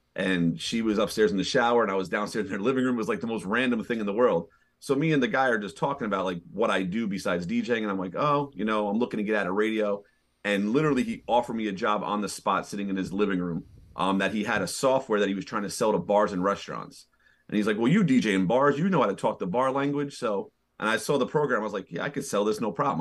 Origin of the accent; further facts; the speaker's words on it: New York City, New York, United States; moved away as an adult; now in Hudson Valley, United States; I'm originally born and raised in Manhattan. I was a New York City kid